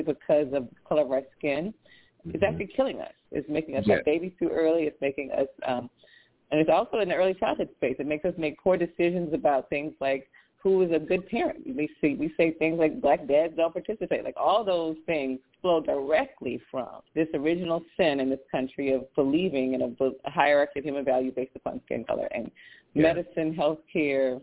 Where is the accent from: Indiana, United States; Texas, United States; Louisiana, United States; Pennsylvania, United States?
Louisiana, United States; I'm from Louisiana